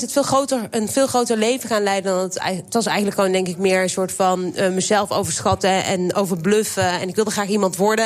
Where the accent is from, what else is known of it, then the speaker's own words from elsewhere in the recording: Waalwijk, North Brabant, Netherlands; Ik ben opgegroeid in Waalwijk